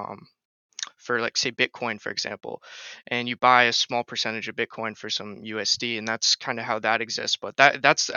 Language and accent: English; Rhode Island, United States; I'm from Rhode Island on the East Coast of the United States